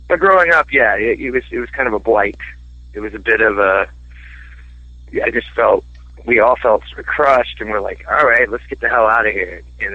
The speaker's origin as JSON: {"language": "English", "town": "Peoria", "region": "Illinois", "country": "United States", "tie": "born or raised there", "said": "I'm not a teenager growing up in Peoria"}